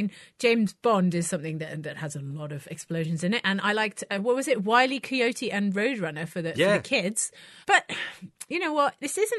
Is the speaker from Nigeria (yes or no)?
no; Belgium; I'm from Belgium